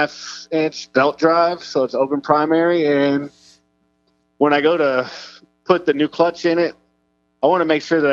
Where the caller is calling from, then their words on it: Houston, Texas, United States; I'm in Houston.